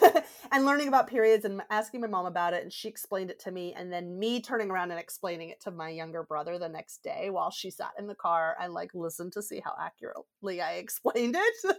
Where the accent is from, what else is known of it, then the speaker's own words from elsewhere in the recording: Georgia, United States; moved away; I grew up in Georgia